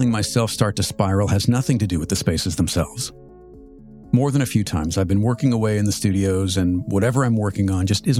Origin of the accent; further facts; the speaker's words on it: Southern California, United States; now in Washington, D.C. area, United States; I grew up in Southern California